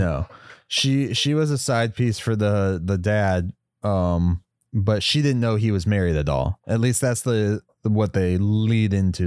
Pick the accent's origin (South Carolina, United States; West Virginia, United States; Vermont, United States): West Virginia, United States; I grew up in West Virginia a lot